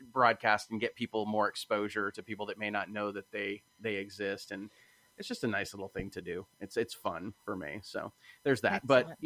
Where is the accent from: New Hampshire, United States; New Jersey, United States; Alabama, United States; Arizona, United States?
Arizona, United States; Phoenix; I was born in Phoenix, Arizona.